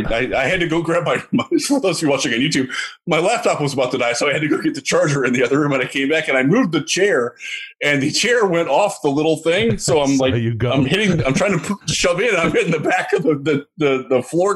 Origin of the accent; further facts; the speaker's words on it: Cleveland, Ohio, United States; I'm from Cleveland.